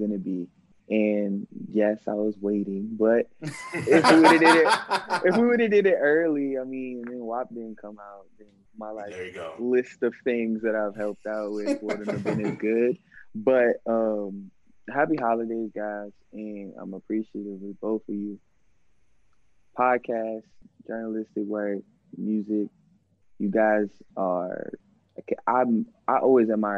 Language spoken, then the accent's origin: English; Virginia, United States; I'm from Virginia.